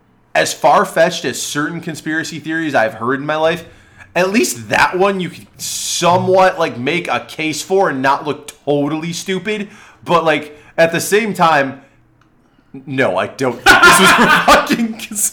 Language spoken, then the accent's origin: English; Chicago, Illinois, United States; because we grew up in Chicago.